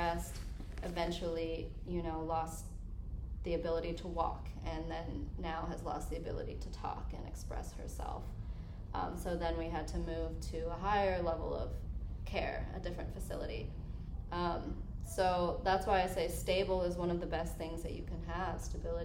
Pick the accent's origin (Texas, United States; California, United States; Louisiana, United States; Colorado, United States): Colorado, United States; moved away; I'm from Colorado